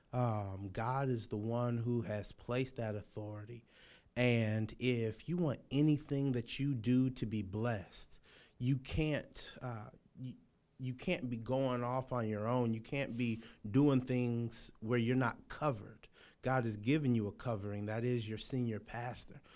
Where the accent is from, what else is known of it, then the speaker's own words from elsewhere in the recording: Los Angeles, California, United States; moved away; I'm from Los Angeles, California